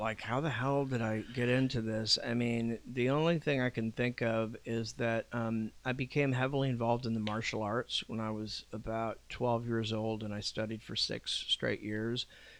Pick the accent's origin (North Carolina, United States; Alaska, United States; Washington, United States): Alaska, United States; Juneau; also born or lived in San Diego, United States / Iwakuni, Japan / Anchorage, United States; I'm from Anchorage, Alaska.